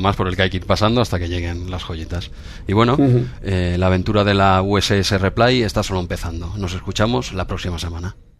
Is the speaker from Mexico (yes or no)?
no; Spain; aún siendo españoles, tú y yo